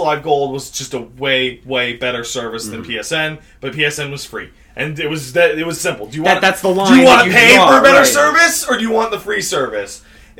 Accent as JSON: {"language": "English", "country": "Canada", "said": "we're Canadian"}